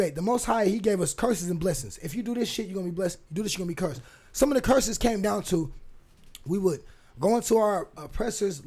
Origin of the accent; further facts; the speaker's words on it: Fresno, California, United States; now in Portland, United States; When I was a kid growing up in Fresno, California